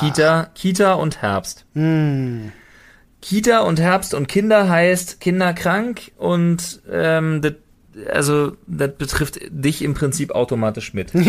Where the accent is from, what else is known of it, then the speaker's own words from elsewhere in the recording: Berlin, Germany; als Berliner, als geborenen Berliner